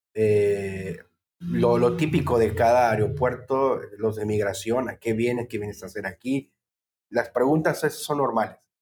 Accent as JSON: {"language": "Spanish", "region": "Tabasco", "country": "Mexico", "tie": "born or raised there", "also_born_or_lived": "Puebla, Mexico", "moved": "as an adult", "said": "yo que soy de Tabasco, bueno, crecí en Tabasco"}